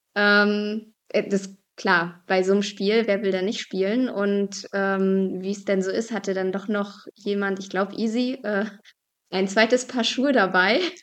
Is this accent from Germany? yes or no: yes; Binz, Mecklenburg-Vorpommern, Germany; moved away; also born or lived in Bergen auf Rügen; Ich bin auf Rügen aufgewachsen und in Bergen auf Rügen geboren